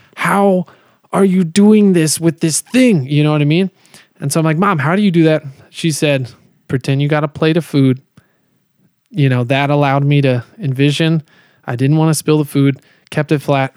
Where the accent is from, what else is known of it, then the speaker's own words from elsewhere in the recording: Colorado, United States; also born or lived in Kansas City, Missouri; I moved to Colorado when I was seven